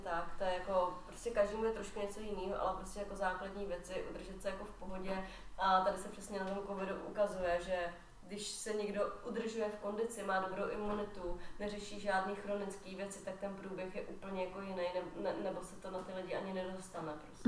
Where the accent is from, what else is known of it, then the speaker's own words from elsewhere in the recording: Czechia; já jsem Češka